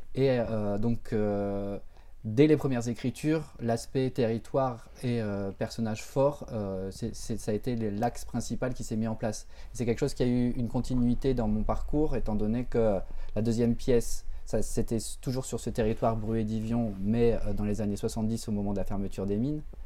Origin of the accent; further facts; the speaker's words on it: Béthune, Hauts-de-France, France; autour de là où j'ai grandi et autour de quelque part, autour aussi de Béthune